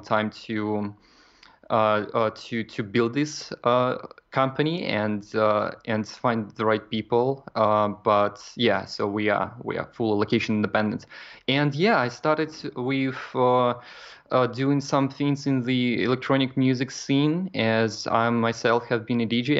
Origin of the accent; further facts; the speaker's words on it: Kaliningrad, Kaliningrad Oblast, Russia; moved away as an adult; now in Poland; I'm originally from Kaliningrad, Russia, and uh, right now I live in Poland.